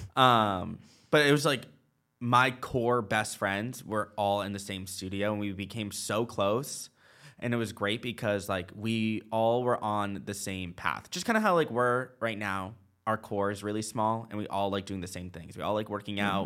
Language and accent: English; Nashua, New Hampshire, United States; moved away; also born or lived in Charlotte; I was born in Nashua, New Hampshire.